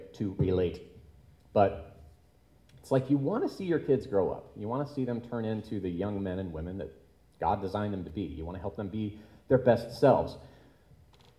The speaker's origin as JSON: {"language": "English", "town": "Tulsa", "region": "Oklahoma", "country": "United States", "tie": "born or raised there", "moved": "yes", "lives_now": "Chicago, United States", "said": "the church that I grew up at in Tulsa, Oklahoma"}